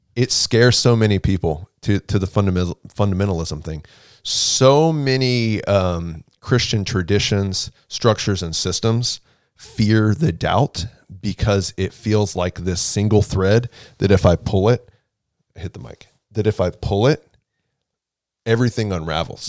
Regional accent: Houston, Texas, United States; also born or lived in Waco, Texas; I'm from Houston, born and raised in Houston

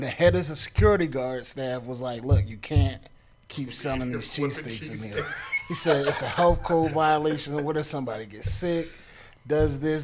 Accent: Trenton, New Jersey, United States; I grew up in Trenton, when I was in Trenton

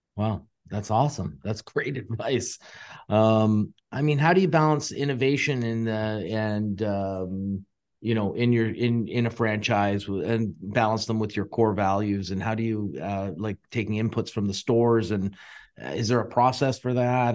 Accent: Canada; being Canadian

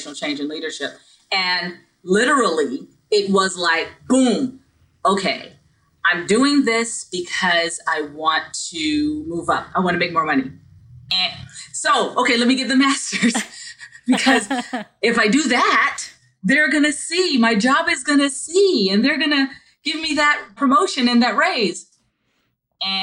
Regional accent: Barbados; now in United States; I'm not originally from the United States, I'm from Barbados. And so all of my teachers when I was young, they all looked like me, right? But then when I came to the United States

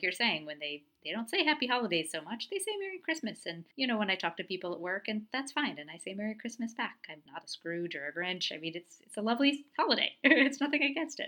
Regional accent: United States; also born or lived in Portland, Oregon; I was born in America. I live in America.

